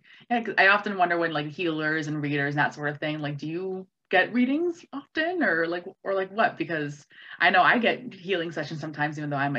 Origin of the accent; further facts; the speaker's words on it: White Bear Lake, Minnesota, United States; I grew up in White Bear Lake